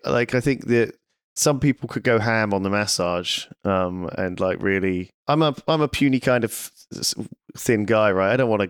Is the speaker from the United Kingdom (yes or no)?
yes; United Kingdom; I'm obviously we're British as well, right?